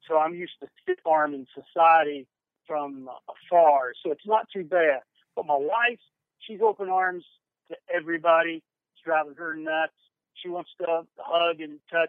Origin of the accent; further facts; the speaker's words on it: Huntington, West Virginia, United States; Grade school, junior high school, college, with Marshall University, Huntington, West Virginia, my hometown